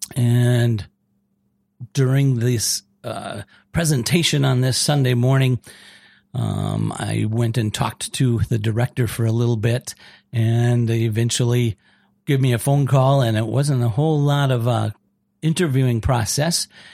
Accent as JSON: {"language": "English", "town": "Austin", "region": "Minnesota", "country": "United States", "tie": "born or raised there", "moved": "yes", "lives_now": "South Dakota, United States", "said": "I grew up in Austin, Minnesota, home of Spam"}